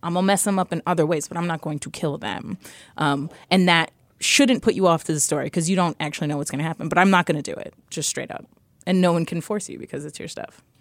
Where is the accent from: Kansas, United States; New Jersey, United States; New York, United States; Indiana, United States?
New York, United States; New York City; I grew up in New York City. I grew up in the Lower East Side